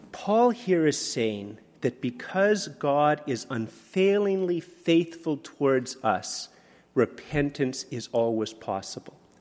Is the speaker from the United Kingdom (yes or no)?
no; Canada; I'm a Canadian.